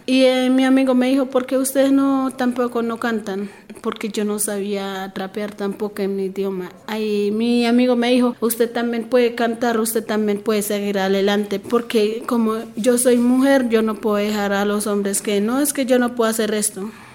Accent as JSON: {"language": "Spanish", "region": "Bogotá", "country": "Colombia", "tie": "born or raised there", "also_born_or_lived": "Chocó", "second_language": "Spanish", "said": "yo terminé en bachillerato acá, mis estudios terminé acá, acá en Bogotá"}